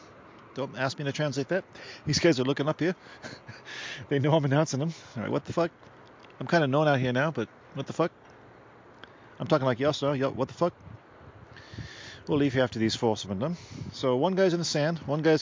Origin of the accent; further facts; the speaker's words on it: Australia; also born or lived in South Africa; I'm from Australia by way of South Africa.